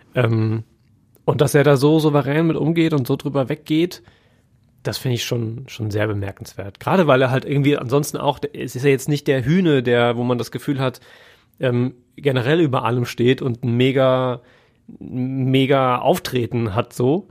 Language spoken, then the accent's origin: German; Siegerland, North Rhine-Westphalia, Germany; ich komme ja aus dem Siegerland